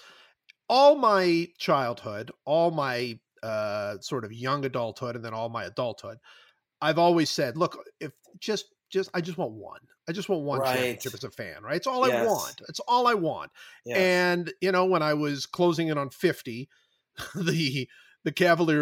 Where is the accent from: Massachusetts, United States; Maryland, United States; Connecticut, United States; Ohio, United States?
Ohio, United States; Cleveland; I grew up in Cleveland